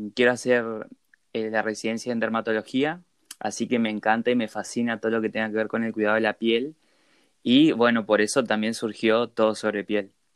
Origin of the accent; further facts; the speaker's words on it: Posadas, Misiones, Argentina; also born or lived in Corrientes; soy de Posadas Misiones